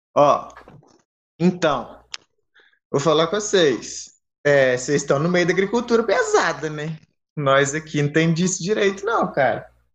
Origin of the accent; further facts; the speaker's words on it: Muriaé, Minas Gerais, Brazil; also born or lived in Viçosa, Brazil; eu sou de Muriaé, uma cidadezinha aqui em Minas também, na Zona da Mata, aqui do lado